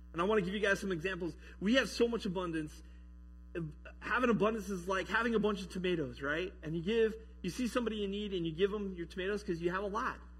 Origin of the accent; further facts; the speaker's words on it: Colorado, United States; also born or lived in Michigan; now in Sumner, United States; I grew up in Colorado